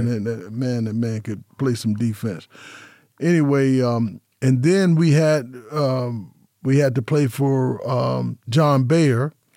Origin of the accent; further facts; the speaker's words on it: Las Vegas, Nevada, United States; born and raised in Las Vegas, nineteen fifty-two